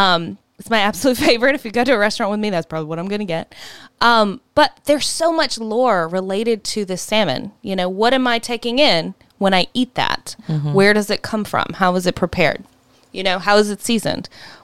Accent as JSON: {"language": "English", "region": "Southern United States", "country": "United States", "said": "we're from the South."}